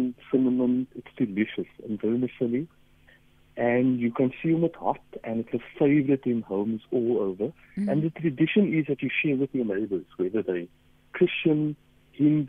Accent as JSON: {"language": "English", "town": "Cape Town", "region": "Western Cape", "country": "South Africa", "tie": "born or raised there", "said": "I grew up in Mitchell's Plain"}